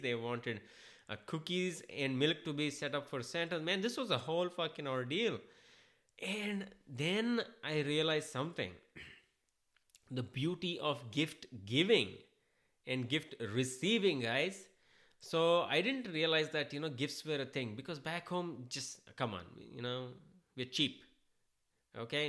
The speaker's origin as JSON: {"language": "English", "country": "India", "moved": "yes", "lives_now": "United States", "said": "I'm an Indian. I'm an immigrant."}